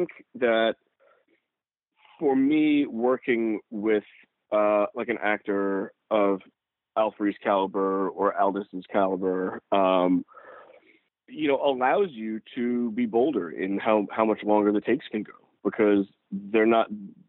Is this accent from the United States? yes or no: yes; New York City, New York, United States; I grew up in New York City.